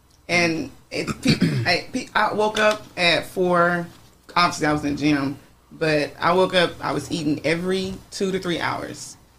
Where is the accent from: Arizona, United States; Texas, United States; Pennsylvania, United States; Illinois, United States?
Texas, United States; Dallas; now in California, United States; I'm from Texas.